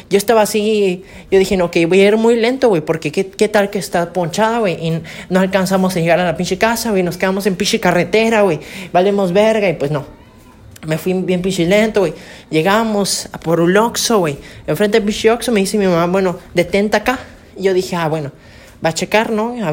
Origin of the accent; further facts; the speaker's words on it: Campeche, Mexico; que pues yo soy de Campeche, ¿no? Obviamente. Soy de Campeche y todo bonito, ¿no?